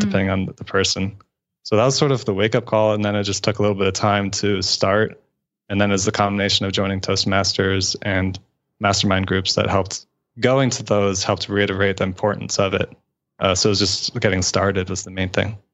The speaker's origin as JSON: {"language": "English", "region": "Florida", "country": "United States", "tie": "born or raised there", "moved": "yes", "lives_now": "Atlanta, United States", "said": "I grew up in Florida"}